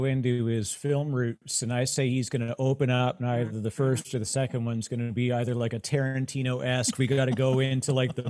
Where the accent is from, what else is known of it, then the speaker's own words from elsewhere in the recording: Canada; Oh, both as a Canadian